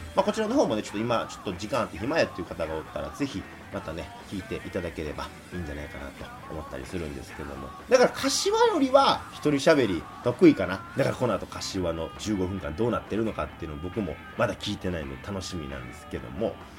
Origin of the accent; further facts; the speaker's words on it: Kobe, Hyogo, Japan; やっぱ僕神戸出身ですから